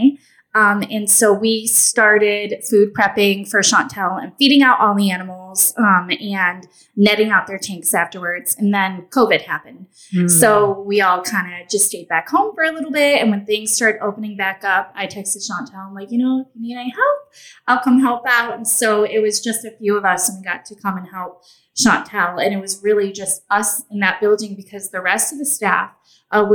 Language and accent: English; Michigan, United States; moved away as an adult; now in Tybee Island, United States; I grew up in Michigan.